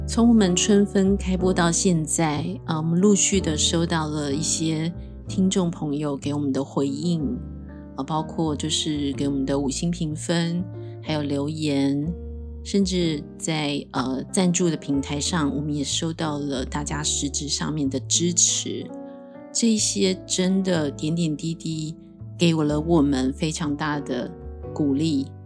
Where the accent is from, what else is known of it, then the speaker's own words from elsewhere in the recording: Taiwan; 我是一个从小在台湾土生土长的一个很平凡的孩子